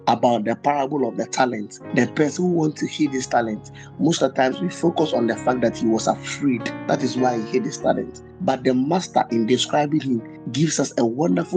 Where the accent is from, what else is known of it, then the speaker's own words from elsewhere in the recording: Ghana; I'm a Ghanaian